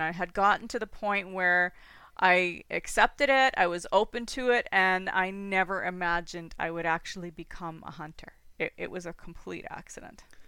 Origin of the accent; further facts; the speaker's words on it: Toronto, Ontario, Canada; also born or lived in British Columbia / Saskatchewan; now in Ancaster, Canada; I was born and raised in Toronto